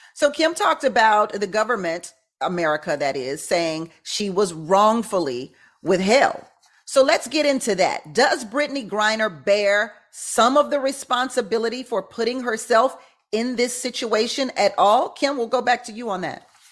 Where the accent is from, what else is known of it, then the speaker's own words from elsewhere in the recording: Houston, Texas, United States; I am from Houston, Texas